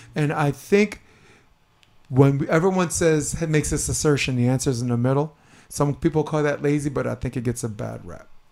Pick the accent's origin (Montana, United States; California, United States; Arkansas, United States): California, United States; as a Californian